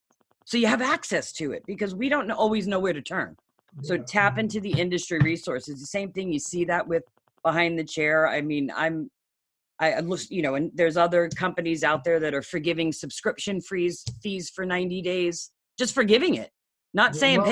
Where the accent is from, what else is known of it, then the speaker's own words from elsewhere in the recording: New York, United States; moved away; But I'm from New York originally, and I live in Northern.